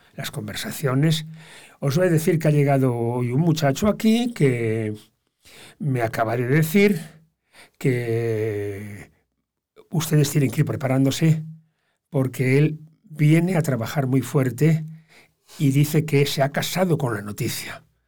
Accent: Bilbao, Basque Country, Spain; now in Motril, Spain; Yo me considero muy bilbaino Los bilbainos los bilbaínos somos primero bilbainos y luego somos euskaldunes

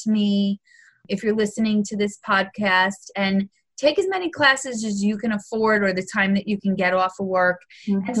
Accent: New York, United States; I'm a New Yorker

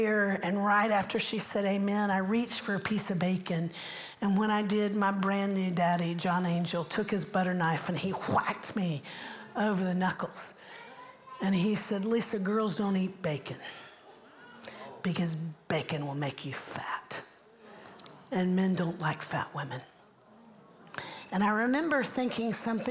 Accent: Central Florida, United States; moved away as an adult; also born or lived in Orlando; now in Nashville, United States; I grew up in Central Florida

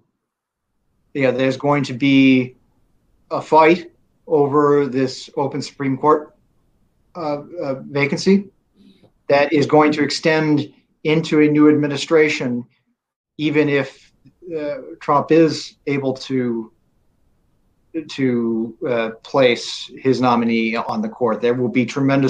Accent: State College, Pennsylvania, United States; moved away; I grew up in State College, Pennsylvania, and went to Penn State

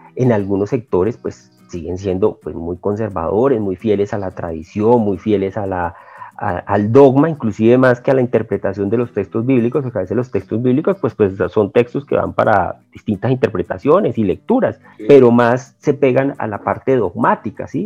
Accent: Colombia; como colombiano

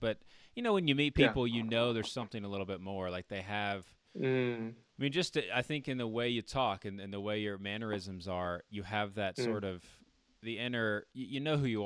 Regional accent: Virginia, United States; now in Colorado, United States; We live in Colorado now, but my family, I grew up in Virginia, the East Coast

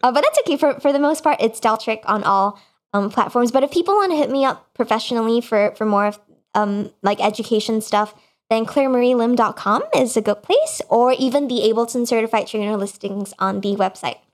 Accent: Singapore; moved away; the time that I grew up in Singapore, which is where I'm, my, my family is, um, at the moment

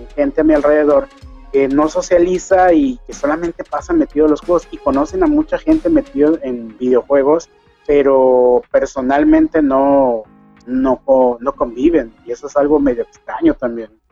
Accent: Mexico; accent: Mexican; moved away as an adult; now in Ecuador; Mi esposa es de aquí de Ecuador, yo soy mexicano

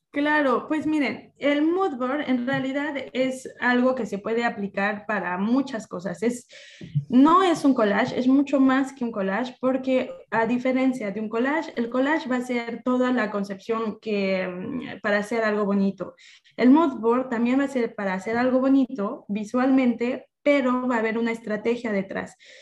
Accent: Mexico; culturalmente como mexicana, el emprendimiento es algo que se nos inculca desde niños

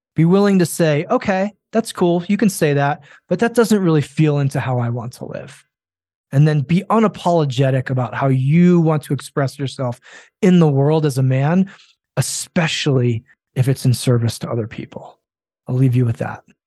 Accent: Japan; I grew up in Japan

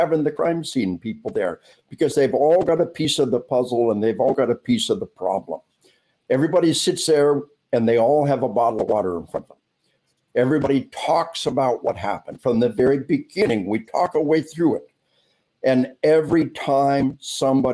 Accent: Arkansas, United States; unless you're from my home state of Arkansas

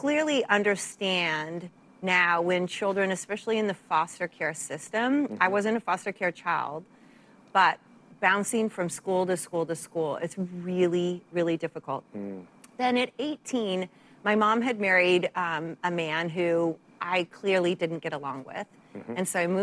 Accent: Santa Barbara, California, United States; moved away; also born or lived in San Francisco; I grew up in Santa Barbara

